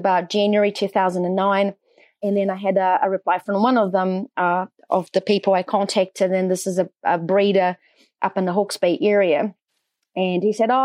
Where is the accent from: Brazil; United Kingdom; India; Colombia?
Brazil; near São Paulo; English is a second language; moved away as an adult; also born or lived in North Island, New Zealand; now in New Zealand; I'm from Brazil originally, born and bred close to São Paulo, the largest city in Brazil